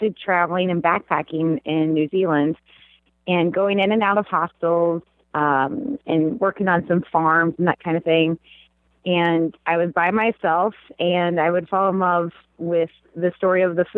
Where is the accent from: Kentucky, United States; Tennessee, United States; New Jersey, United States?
Kentucky, United States; I grew up in Kentucky